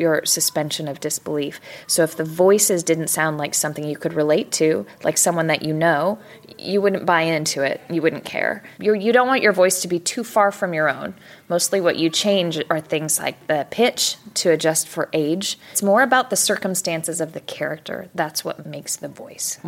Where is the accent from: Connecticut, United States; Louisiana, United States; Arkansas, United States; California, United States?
California, United States; San Diego; now in Dallas, United States; I grew up in San Diego